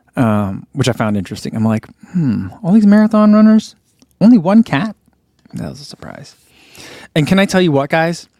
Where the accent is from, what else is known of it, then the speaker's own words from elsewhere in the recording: New Jersey, United States; I'm from New Jersey.